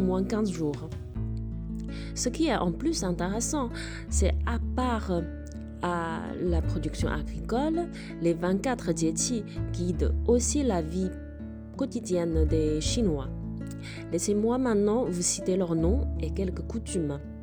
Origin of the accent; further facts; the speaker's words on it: China; En tant que chinoise